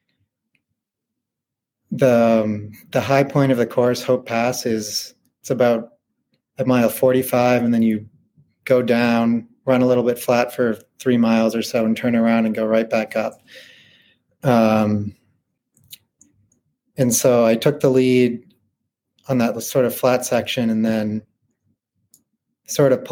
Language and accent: English; Westwood, Massachusetts, United States; now in Fort Collins, United States; I grew up in Westwood, Massachusetts